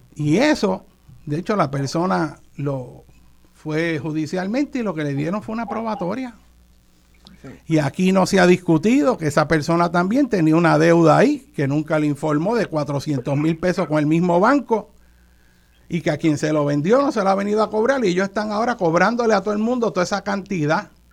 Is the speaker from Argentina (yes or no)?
no; Puerto Rico; no solo como puertorriqueño, sino como tío tuyo que soy